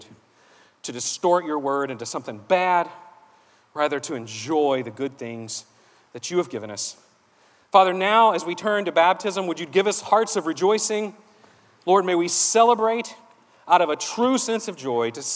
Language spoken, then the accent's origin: English; Savannah, Georgia, United States; I grew up in here in Savannah. I grew up, I went to church around here